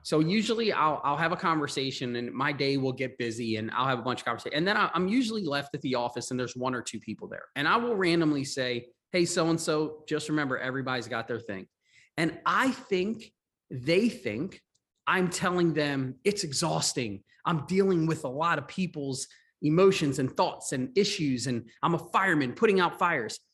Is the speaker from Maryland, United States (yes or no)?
yes; Maryland, United States; also born or lived in Long Island, New York / Florida; I was born in New York, in Long Island. Um, but a, at a young age, I moved to Maryland. Uh, we, I grew up in Maryland